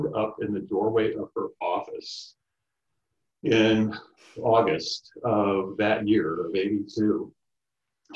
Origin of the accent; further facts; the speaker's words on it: Ohio, United States; moved away as an adult; also born or lived in Illinois / Michigan / Bloomington, Indiana / Indianapolis; I'm a Midwest kid. I mean, I was born in Illinois. I grew up in Ohio